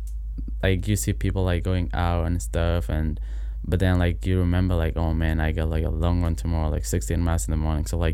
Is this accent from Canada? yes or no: no; Kenya; moved away as an adult; now in United States; I'm from Kenya originally.